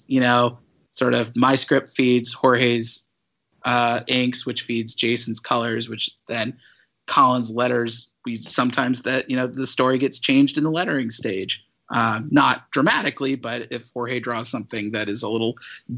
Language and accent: English; St. Louis, Missouri, United States; I grew up in St. Louis in the 90s.